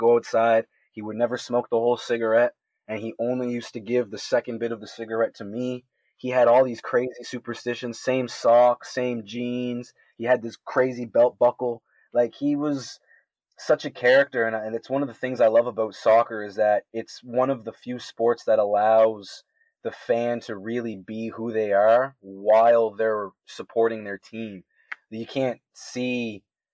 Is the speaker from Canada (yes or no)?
yes; Canada